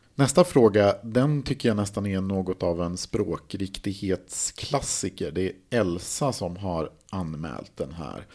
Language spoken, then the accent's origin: Swedish; Mälaren Valley, Sweden; Jag kommer ju då från Mellansverige, Mälardalen